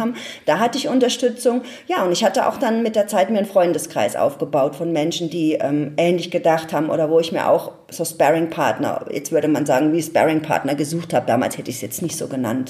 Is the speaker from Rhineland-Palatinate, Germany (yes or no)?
yes; Ludwigshafen, Rhineland-Palatinate, Germany; ich komme aus Ludwigshafen